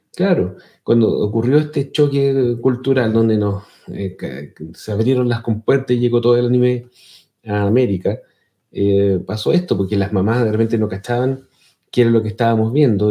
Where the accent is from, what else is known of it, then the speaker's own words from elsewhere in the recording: Chile; accent: Chilean; mi acento chileno